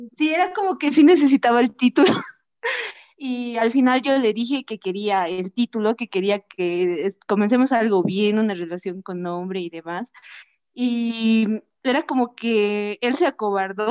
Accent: Bolivia; Soy de Bolivia

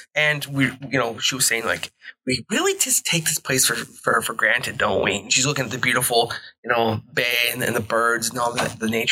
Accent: Belleville, Ontario, Canada; also born or lived in Brampton; Belleville is my hometown based on the amount of years I've actually lived in one place at one time. Mm-hmm. But I'm originally from Brampton

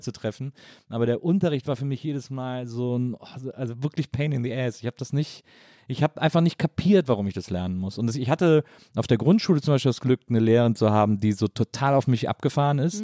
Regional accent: Wesseling, North Rhine-Westphalia, Germany; ich komme ja aus Wesseling

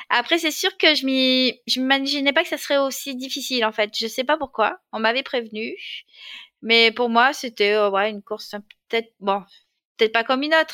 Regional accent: Marseille, Provence-Alpes-Côte d'Azur, France; alors, je suis née à Marseille, même si j'ai perdu l'accent un peu aujourd'hui, dans une famille modeste, avec, et j'ai deux frères, donc je suis au milieu. Euh, voilà, après, j'ai grandi euh, dans les bouches du Rhône.

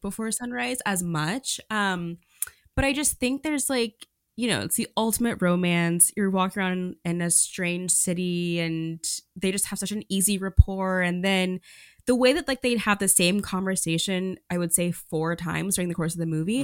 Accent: Oklahoma, United States; moved away; I'm from Oklahoma

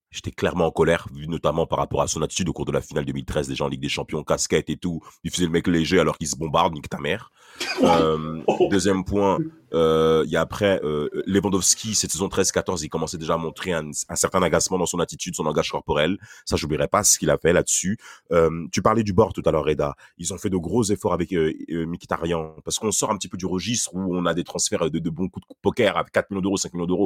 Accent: Italy; Bon, on est italien, donc vous allez me pardonner.

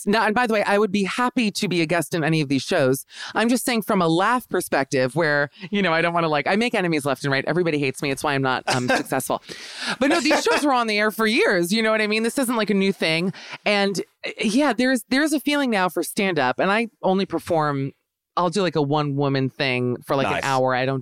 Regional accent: Miami, Florida, United States; now in Los Angeles, United States; I'm from Miami

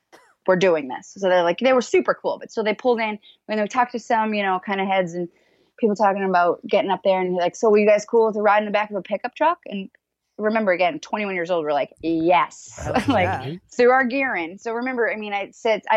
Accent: Boston, Massachusetts, United States; growing up in Boston

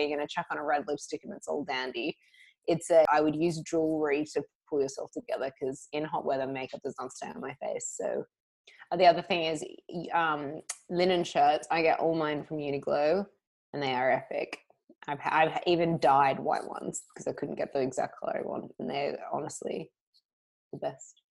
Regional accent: Australia; now in London, United Kingdom; I am Australian

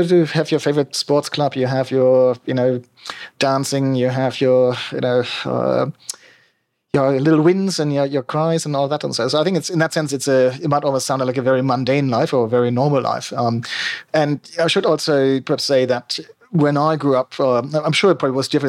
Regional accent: on the Baltic coast north of Berlin, Mecklenburg-Vorpommern, Germany; English is a second language; moved away as an adult; not very hard to tell from my accent. I was born and bred in Germany, northeastern Germany, which probably doesn't mean much to people, let's say, but if you roughly know where Berlin is and you go straight north until you hit the water, the Baltic Sea, that's kind of where I'm from

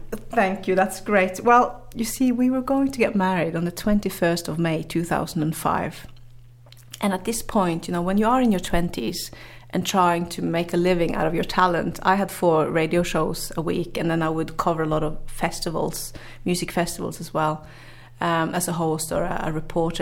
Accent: Northern Norway, Norway; English is a second language; I grew up in the very north of Norway, up in the Arctics

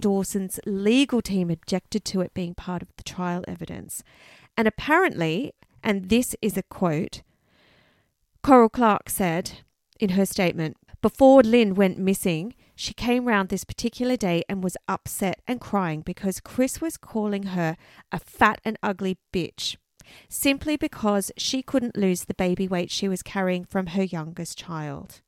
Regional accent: Canberra, Australian Capital Territory, Australia; born or raised there

